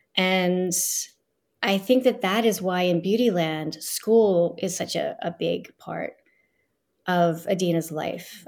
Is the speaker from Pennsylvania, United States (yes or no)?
yes; Philadelphia, Pennsylvania, United States; I grew up in Northeast Philadelphia